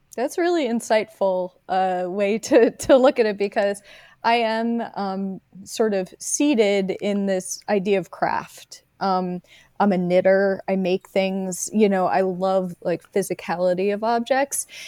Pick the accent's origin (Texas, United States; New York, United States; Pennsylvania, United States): Pennsylvania, United States; Delaware County; accent: Philadelphia; moved away as an adult; also born or lived in Philadelphia; now in Los Angeles, United States; I grew up in Delaware County and went, moved to Philadelphia fifteen minutes away for, for undergrad, for school, and I lived there until two thousand nine when I moved to Los Angeles